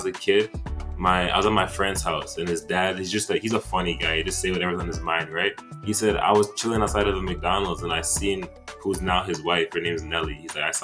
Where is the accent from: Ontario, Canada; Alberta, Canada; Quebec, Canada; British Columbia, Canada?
Quebec, Canada; Montreal; also born or lived in Democratic Republic of the Congo; I grew up in Montreal